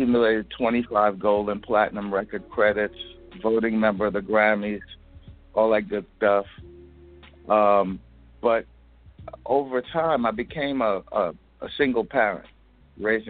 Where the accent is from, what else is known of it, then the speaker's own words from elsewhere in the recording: New York City, New York, United States; I'm from New York, from Brooklyn